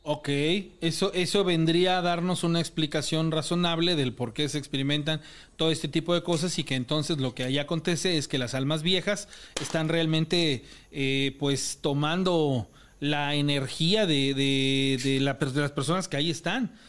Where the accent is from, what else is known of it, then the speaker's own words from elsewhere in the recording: Mexico; como mexicano